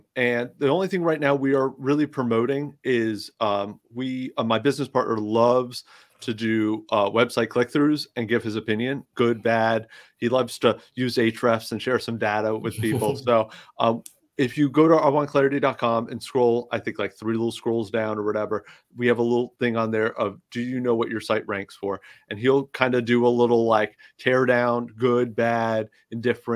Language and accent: English; New York, United States; now in Florida, United States; I'm from New York